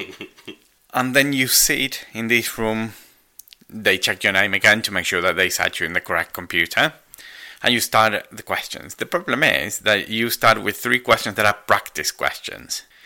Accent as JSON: {"language": "English", "country": "Argentina", "moved": "yes", "said": "I'm Argentinian"}